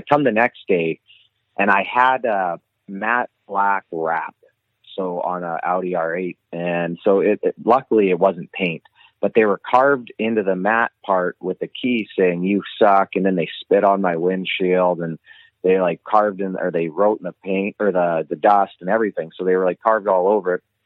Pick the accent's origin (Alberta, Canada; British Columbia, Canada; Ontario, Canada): Alberta, Canada; Lethbridge; where'd you grow up? It's North Lethbridge. I grew up on North in North Lethbridge on the north side